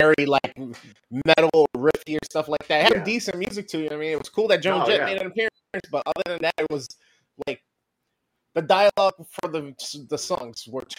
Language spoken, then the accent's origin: English; New York City, New York, United States; moved away; I grew up in New York City, so we had actual like, newsstands and booths